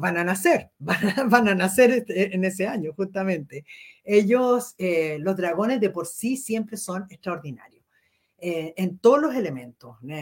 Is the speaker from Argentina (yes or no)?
no; Chile; tenemos como, como chilenos